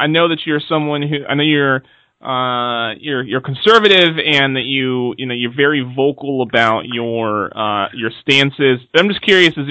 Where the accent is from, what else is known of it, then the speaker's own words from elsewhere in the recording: United States; I'm just American